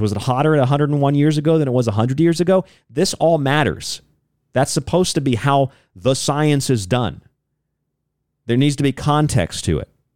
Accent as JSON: {"language": "English", "town": "St. Pete Beach", "region": "Florida", "country": "United States", "moved": "yes", "said": "I'm from Saint Pete Beach, that little finger that sticks out onto the Gulf of Mexico"}